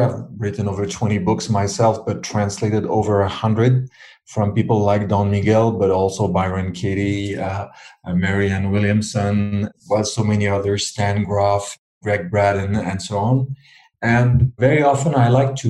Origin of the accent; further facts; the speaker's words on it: Switzerland; moved away as an adult; now in France; I live in France. I've been living there for 35 years, although I was born in Switzerland. That's where I grew up.